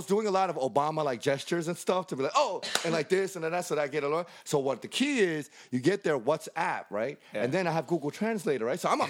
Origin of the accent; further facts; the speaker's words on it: United States; We didn't tell anybody we're American because...